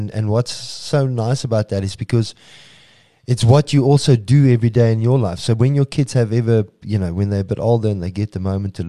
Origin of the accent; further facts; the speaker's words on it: South Africa; we're not always saying support us locally because we're South African.